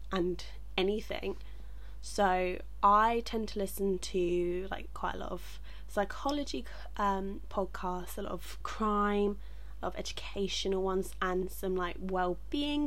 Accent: England, United Kingdom; I'm from England

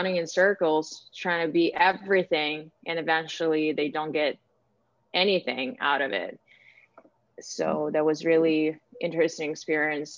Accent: Ukraine; moved away as an adult; now in United States; I was born and raised in Ukraine. I moved to the United States almost 4 years ago.

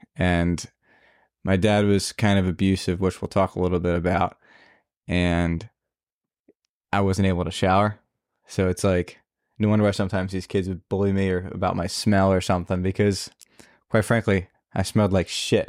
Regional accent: New Jersey, United States; moved away; I'm originally from New Jersey.

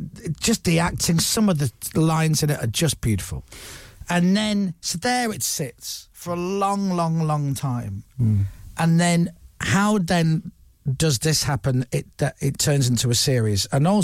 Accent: Leeds, Yorkshire and the Humber, United Kingdom; I am. I'm from Leeds, yeah.

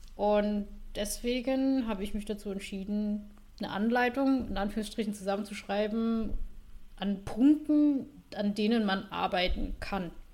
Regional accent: Saxony, Germany; accent: Saxon dialect; komme aus Sachsen

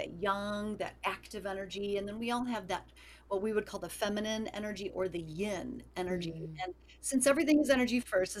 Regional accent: Chicago, Illinois, United States; I'm from Chicago as well

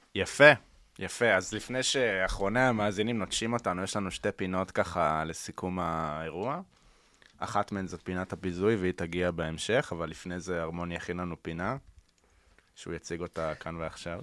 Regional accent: Central Israel, Israel; אני, כאשכנזי מהמרכז, ילד טוב

